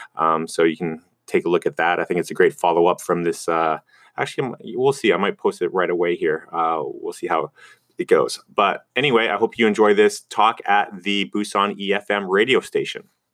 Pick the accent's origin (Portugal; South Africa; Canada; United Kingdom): Canada; Vancouver, British Columbia; moved away as an adult; now in South Korea; I'm from Vancouver, Canada